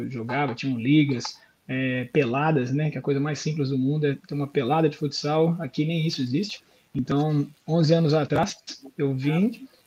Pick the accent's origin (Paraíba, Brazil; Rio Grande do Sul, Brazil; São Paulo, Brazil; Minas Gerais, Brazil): Minas Gerais, Brazil; Belo Horizonte; now in Australia; como se fosse Belo Horizonte, né, de onde eu vim do Brasil. É, do Brasil.